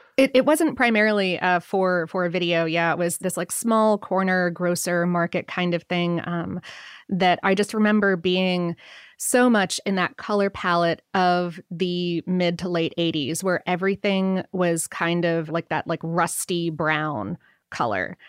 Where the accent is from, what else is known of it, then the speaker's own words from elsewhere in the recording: near Cleveland, Ohio, United States; growing up in Ohio, up near Cleveland.